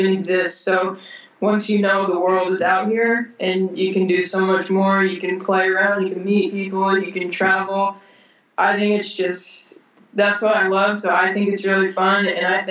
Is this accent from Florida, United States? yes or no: yes; Florida, United States; moved away as an adult; now in Austria; I'm from Florida? Like, we have sharks, we have alligators